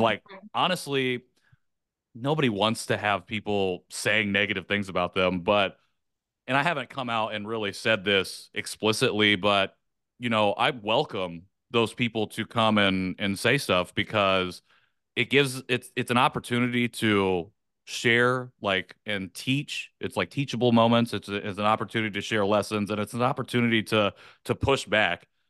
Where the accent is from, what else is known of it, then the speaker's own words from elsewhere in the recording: rural Indiana, United States; also born or lived in South Korea; I was adopted from South Korea in nineteen ninety to a white family in rural Indiana, very small town. Grew up there